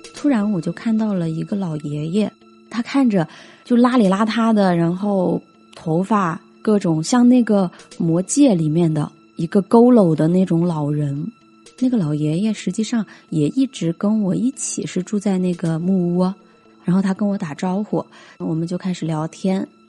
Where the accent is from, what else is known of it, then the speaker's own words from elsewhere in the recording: Hunan, China; 我是湖南人